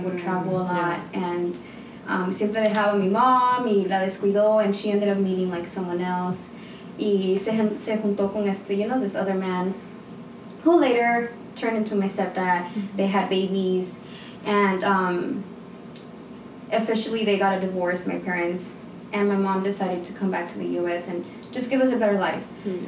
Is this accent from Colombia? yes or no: no; United States; also born or lived in Guatemala; I was born here